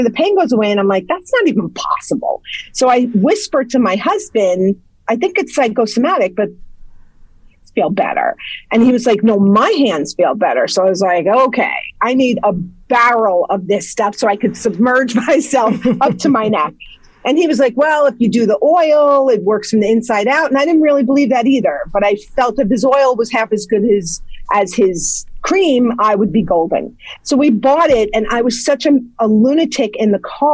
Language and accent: English; Ardsley, New York, United States; moved away as an adult; now in Somers, United States; originally, I grew up in Ardsley, and I'm in Somers now for the last 25 or more years